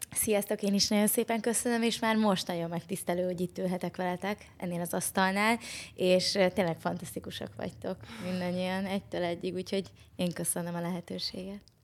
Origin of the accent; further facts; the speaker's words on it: Hungary; Én vidéki lány vagyok